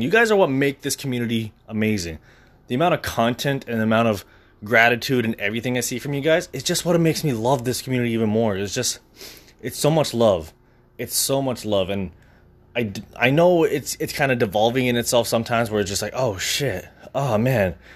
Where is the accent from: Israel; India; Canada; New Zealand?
Canada; Brampton, Ontario; moved away as an adult; now in Scarborough, Canada; I've moved away from where I was from. I moved from Brampton to Scarborough.